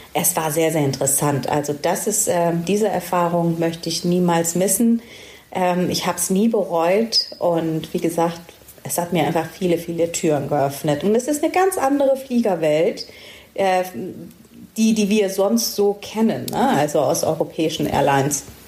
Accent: Stuttgart, Baden-Württemberg, Germany; ich komme aus Stuttgart

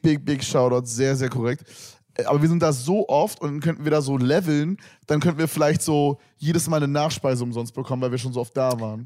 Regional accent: Berlin, Germany; ich bin echter Berliner

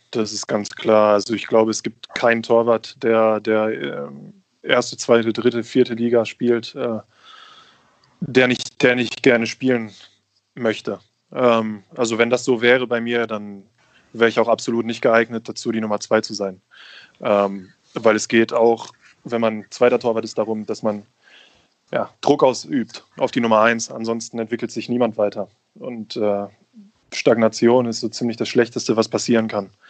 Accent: Bochum, North Rhine-Westphalia, Germany; Ähm, in der Stadt leben, leben alle meine Freunde, meine Familie lebt da. Ähm, ich bin mit dem, mit, dem, mit dem Fußballclub aufgewachsen. Ich war das erste Mal im Stadion, als ich vier Jahre alt war.

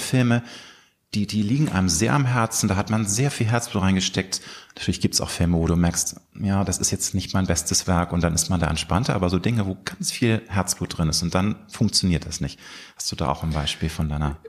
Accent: Hamburg, Germany; in meiner Heimatstadt Hamburg

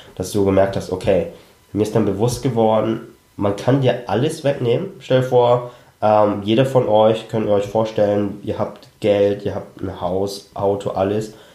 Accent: Germany; wir sind ja alle in Deutschland aufgewachsen

